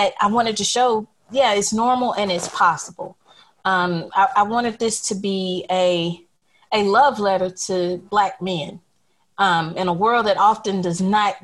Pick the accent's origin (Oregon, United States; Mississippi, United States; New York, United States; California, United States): Mississippi, United States; Jackson; the neighborhood where I grew up here in Mississippi in Jackson